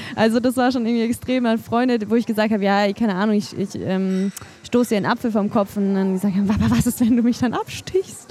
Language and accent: German; Germany; das ist mein Heimatland